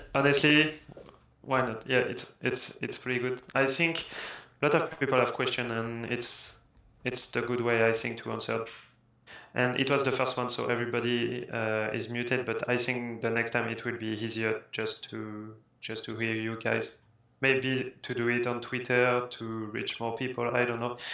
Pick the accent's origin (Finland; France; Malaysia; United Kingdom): France; English is a second language; I'm French and English is not my my first language